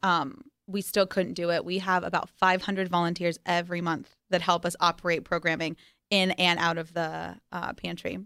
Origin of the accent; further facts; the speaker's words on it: Las Vegas, Nevada, United States; growing up in Vegas, uh, is definitely interesting